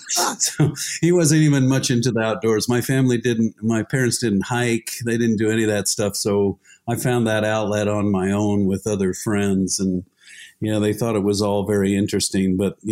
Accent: Utah, United States; now in Tucson, United States; I grew up in Utah, and I spent a lot of my time exploring places in southern Utah as a kid, teenager, and then a young adult

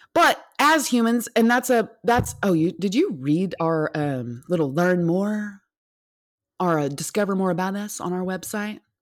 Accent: United States; I'm an American

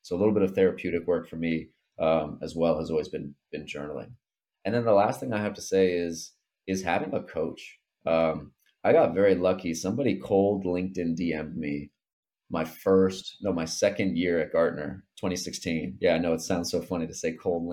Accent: Port St. Lucie, Florida, United States; as a 20-year-old kid growing up in Port St. Lucie, Florida

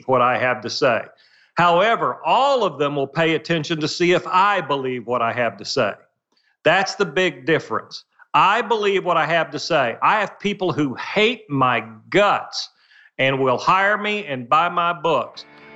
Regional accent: Muskogee, Oklahoma, United States; I grew up dirt poor in Muskogee, Oklahoma

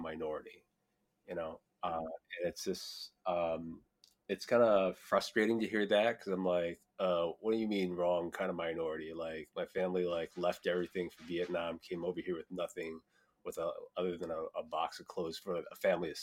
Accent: Iowa, United States; growing up in Iowa

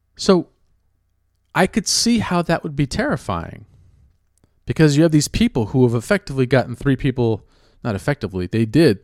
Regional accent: California, United States; now in New York, United States; I grew up in California

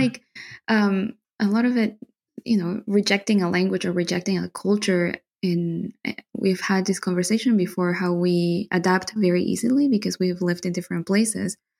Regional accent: Santa Cruz, Bolivia; English is a second language; also born or lived in Buenos Aires, Argentina / Toronto, Canada; now in Germany; I grew up in Bolivia

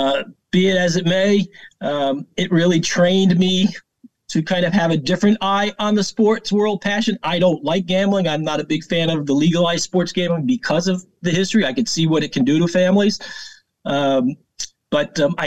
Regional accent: Pawtucket, Rhode Island, United States; now in Long Island, United States; Pawtucket, Rhode Island

